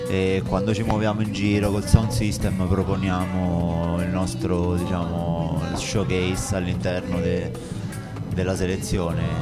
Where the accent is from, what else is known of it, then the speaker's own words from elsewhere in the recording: L'Aquila, Abruzzo, Italy; Siamo qua, veniamo dall'Aquila, siamo fatti un po' di chilometri.